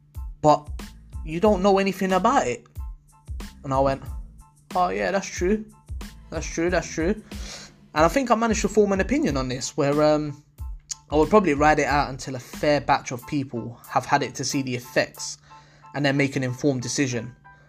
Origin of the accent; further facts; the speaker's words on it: Leicester, East Midlands, United Kingdom; Like, trust me, man, I'm from Leicester, innit?